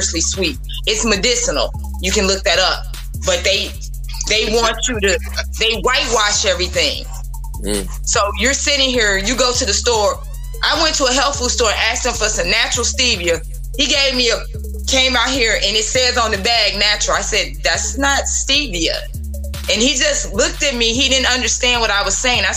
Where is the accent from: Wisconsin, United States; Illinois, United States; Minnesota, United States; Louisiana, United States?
Illinois, United States; Chicago; I grew up on the South Side and some parts of the North Side